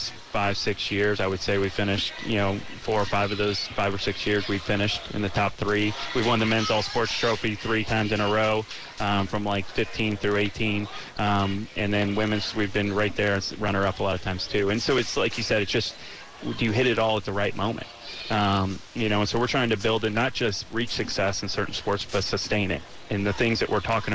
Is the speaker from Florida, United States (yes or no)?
yes; Jacksonville, Florida, United States; born or raised there